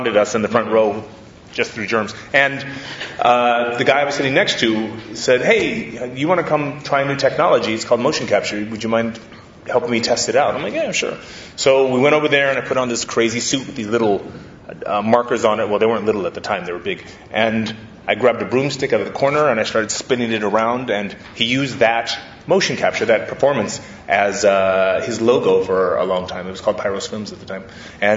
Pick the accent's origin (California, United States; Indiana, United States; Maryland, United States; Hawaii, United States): Hawaii, United States; I grew up in Hawaii, and my mom put me into karate when I was a kid